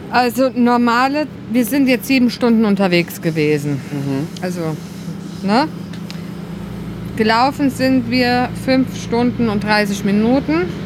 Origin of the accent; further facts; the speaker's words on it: Germany; moved away; im Westerwald, wo ich herkomme